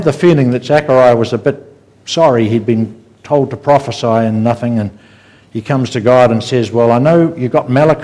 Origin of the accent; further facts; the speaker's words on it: New Zealand; We're from New Zealand.